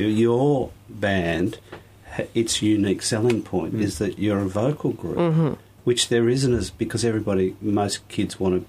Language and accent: English; Sydney, New South Wales, Australia; I grew up in the Shire. I went to Caranbah High School